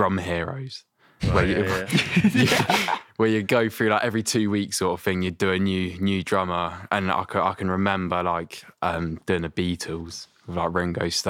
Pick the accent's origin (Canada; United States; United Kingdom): United Kingdom; Reading, South East England; All from Reading